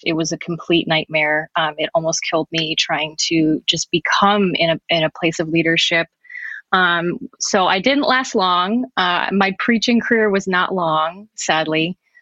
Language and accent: English; New Jersey, United States; I'm also from New Jersey